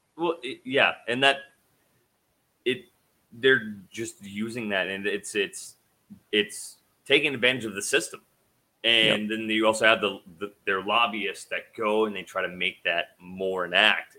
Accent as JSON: {"language": "English", "region": "Idaho", "country": "United States", "said": "I'm from Idaho"}